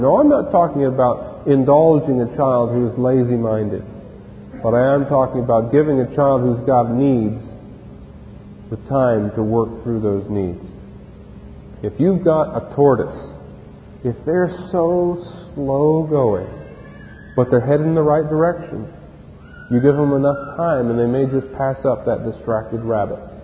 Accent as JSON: {"language": "English", "region": "Ohio", "country": "United States", "tie": "born or raised there", "said": "When I was growing up in Ohio, we had a lot of farms"}